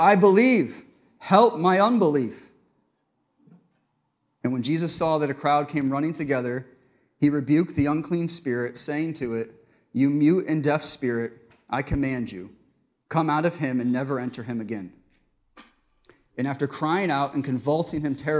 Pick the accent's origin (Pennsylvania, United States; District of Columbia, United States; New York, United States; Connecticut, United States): Connecticut, United States; I grew up in Connecticut in a small town, and I went to a small church in Pleasant Valley, Connecticut